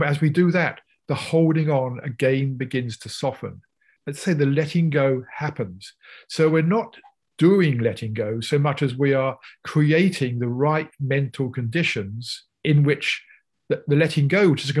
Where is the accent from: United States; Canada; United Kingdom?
United Kingdom; I'm British